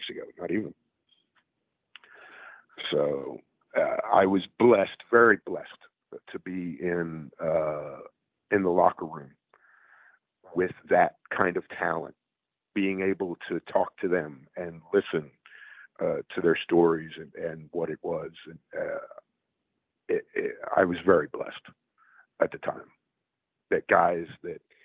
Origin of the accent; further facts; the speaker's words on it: Philadelphia, Pennsylvania, United States; As a Philadelphian who had grown up